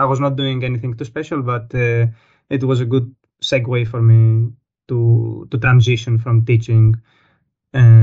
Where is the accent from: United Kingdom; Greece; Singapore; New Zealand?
Greece; moved away as an adult; now in Germany; I'm from Greece.